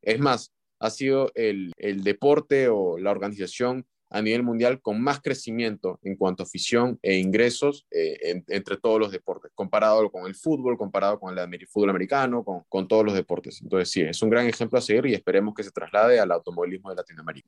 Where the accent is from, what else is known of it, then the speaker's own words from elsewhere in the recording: Peru; como peruano